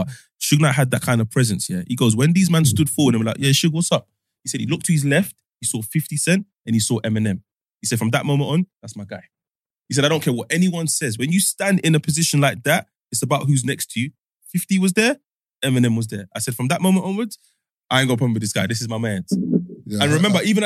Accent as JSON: {"language": "English", "region": "London", "country": "United Kingdom", "said": "I'm from Northwest"}